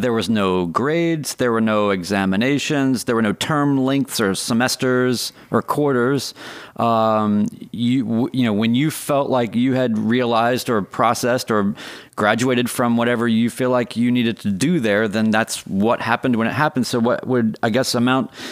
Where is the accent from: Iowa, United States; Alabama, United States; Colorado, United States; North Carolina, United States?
North Carolina, United States; Winston-Salem; I grew up in Winston Salem